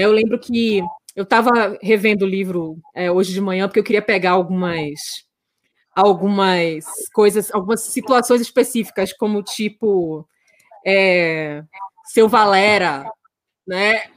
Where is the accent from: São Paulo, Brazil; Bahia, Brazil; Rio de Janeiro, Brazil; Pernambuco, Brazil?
Bahia, Brazil; Salvador; moved away; nasci no Barbalho, né? Cresci no Santo Antônio, além do Carmo.